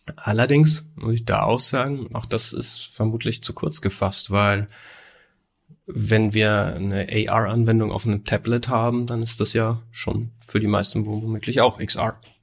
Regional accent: Nuremberg, Bavaria, Germany; wir kommen ja aus Nürnberg oder Umgebung

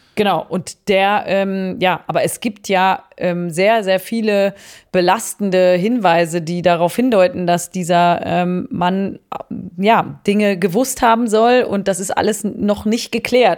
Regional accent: Cologne, North Rhine-Westphalia, Germany; ich bin in Köln aufgewachsen

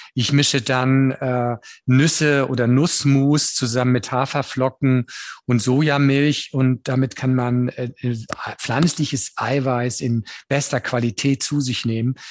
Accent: Northern Germany, Germany; Ich bin Norddeutscher und bin damit auch groß geworden

